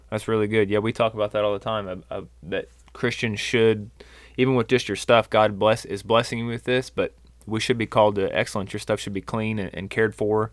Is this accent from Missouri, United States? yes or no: yes; Spokane, Missouri, United States; same town that Ben and I grew up in, Spokane, Missouri